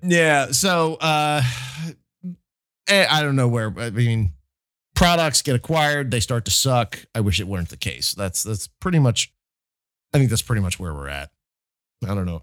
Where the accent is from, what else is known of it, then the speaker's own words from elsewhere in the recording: New Jersey, United States; I'm from South Jersey